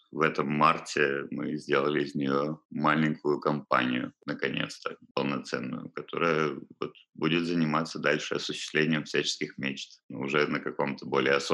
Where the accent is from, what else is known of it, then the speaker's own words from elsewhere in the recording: Balaklava, Crimea, Ukraine; Да, я родом отсюда. Родился в Балаклаве